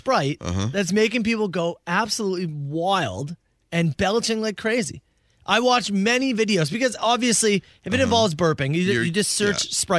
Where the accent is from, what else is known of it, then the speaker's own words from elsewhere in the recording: Canada; I heard back, and they said no, because I'm Canadian, they cannot do the procedure.